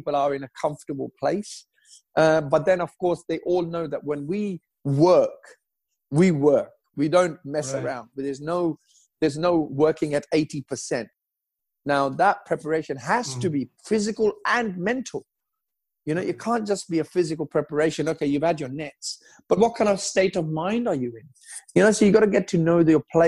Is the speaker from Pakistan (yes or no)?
yes; Pakistan; moved away; also born or lived in England; I was born in Pakistan, you know, growing up on curry all my life.